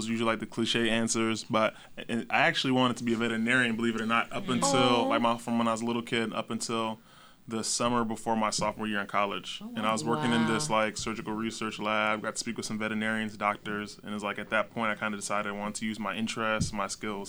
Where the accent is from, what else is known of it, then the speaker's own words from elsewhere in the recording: Nashville, Tennessee, United States; also born or lived in Bahamas / Maryland / Washington, D.C.; now in New Haven, United States; I grew up mostly in Nashville, Tennessee. I moved here from Maryland a couple years back.